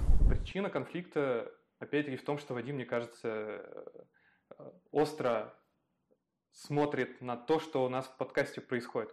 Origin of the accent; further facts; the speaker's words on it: Ivanovo, Ivanovo Oblast, Russia; moved away; я периодически езжу к себе на малую родину, вот, смотрю типа, а, в Иванскую область, в Иваново